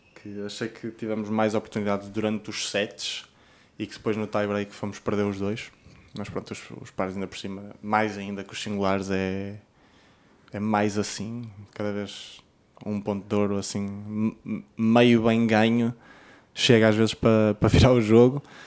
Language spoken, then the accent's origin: Portuguese; Portugal; como português